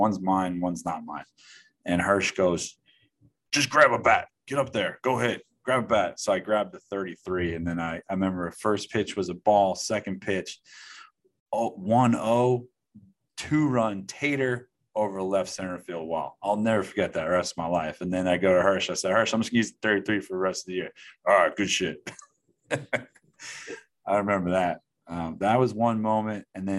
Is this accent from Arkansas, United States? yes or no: no; New York City, New York, United States; I grew up in Queens.